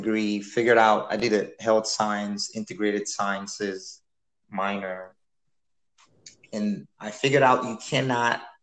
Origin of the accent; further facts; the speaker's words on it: Nigeria; so I was born in Nigeria. That's where I grew up.